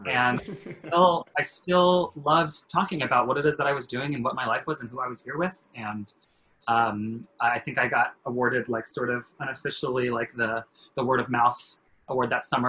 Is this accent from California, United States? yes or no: yes; California, United States; You know, I'm a coast boy. I grew up in California.